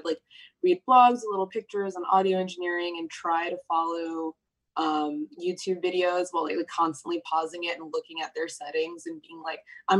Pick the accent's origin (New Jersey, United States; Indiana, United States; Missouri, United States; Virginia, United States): Virginia, United States; So I'm from Virginia. I don't know a whole lot about Australia, so I don't know how much people know about like Virginia's like the American South, and like my family immigrated and we moved there.